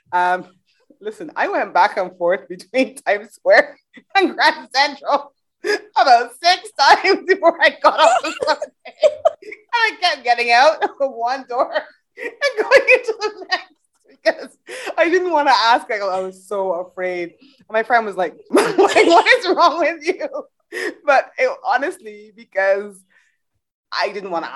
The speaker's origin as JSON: {"language": "English", "country": "Barbados", "tie": "born or raised there", "also_born_or_lived": "England", "moved": "yes", "said": "I grew up in Barbados. I was living in England at the time"}